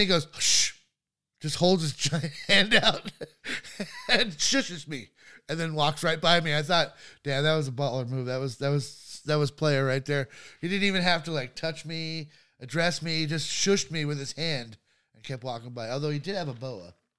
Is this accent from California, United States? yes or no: yes; Los Angeles, California, United States; growing up in Hollywood